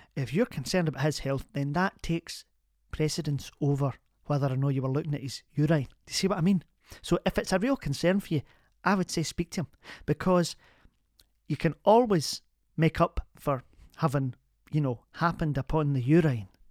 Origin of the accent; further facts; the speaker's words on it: Glasgow, Scotland, United Kingdom; also born or lived in Kilmarnock; I was born in Kilmarnock, but I'm a Glasgow woman